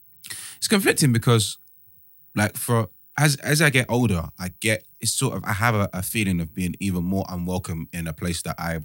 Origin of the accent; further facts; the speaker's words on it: London, United Kingdom; I think like you guys just like to say I'm from London first and foremost. That's easy because and if I have to, I say I'm black British